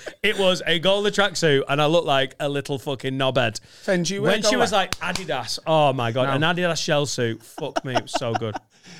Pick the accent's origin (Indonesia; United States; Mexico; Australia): Australia; also born or lived in Italy; Yeah, I was raised in Australia. That's where I got my boomerang. And then my mum was like, right, we're moving to Italy because you're so good at tennis.